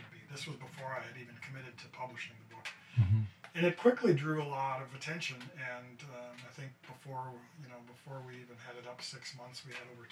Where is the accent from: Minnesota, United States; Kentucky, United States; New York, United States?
Minnesota, United States; Duluth; I grew up in Duluth